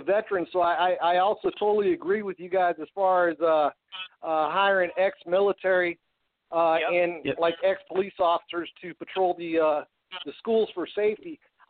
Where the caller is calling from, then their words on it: Wisconsin, United States; Calling from Wisconsin.